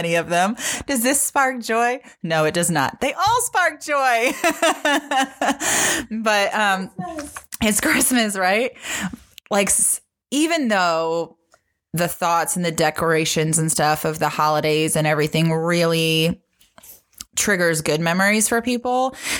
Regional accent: Ohio, United States; now in Nashville, United States; we are originally from Ohio. We moved together down here to Nashville

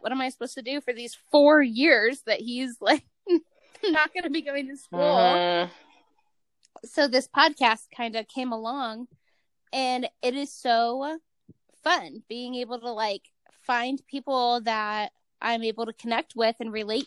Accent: Cleveland, Ohio, United States; moved away as an adult; now in Utah, United States; I'm from Cleveland, Ohio, which is like a regular town

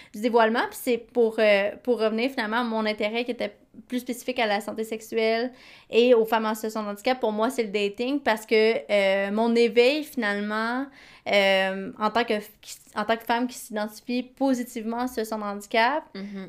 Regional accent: Quebec, Canada; j'ai grandi au Québec

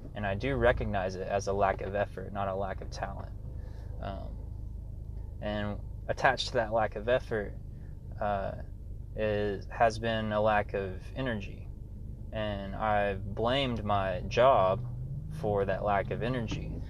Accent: Arkansas, United States; now in Austin, United States; my hometown uh, in Arkansas

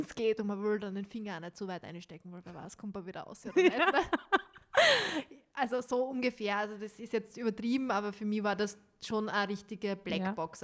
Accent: Styria, Austria; accent: Styrian; mein steirischer Akzent mein steirischer Dialekt

